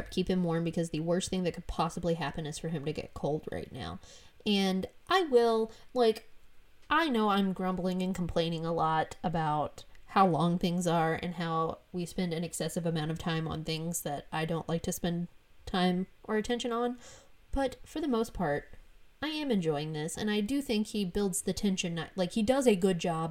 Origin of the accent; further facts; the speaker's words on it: Florida, United States; I'm from Florida.